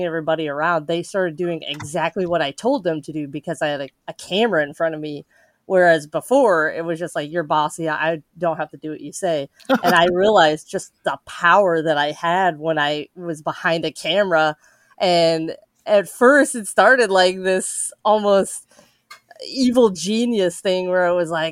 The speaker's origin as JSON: {"language": "English", "town": "Casper", "region": "Wyoming", "country": "United States", "said": "I am from Wyoming, a small town called Casper"}